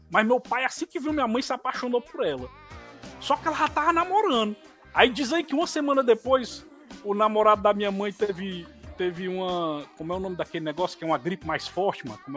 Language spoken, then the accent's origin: Portuguese; Fortaleza, Ceará, Brazil; Sou de Fortaleza, no Ceará, a minha amada terrinha né?